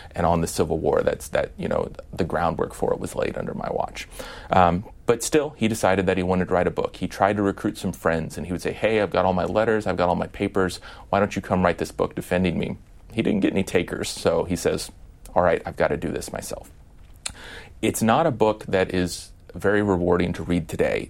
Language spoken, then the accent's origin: English; Midwest, United States; I'm from the Midwest